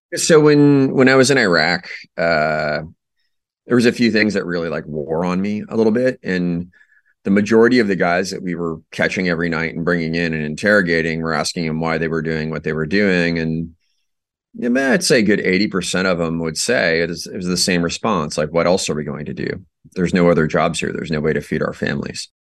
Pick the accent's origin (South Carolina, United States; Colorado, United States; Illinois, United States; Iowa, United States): Iowa, United States; moved away as an adult; I'm from Iowa originally.